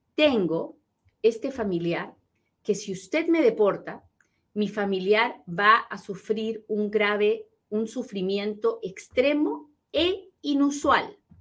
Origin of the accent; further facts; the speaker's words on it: Peru; now in United States; soy bien peruana